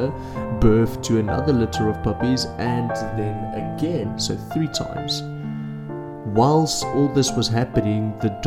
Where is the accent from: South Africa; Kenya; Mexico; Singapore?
South Africa; as a South African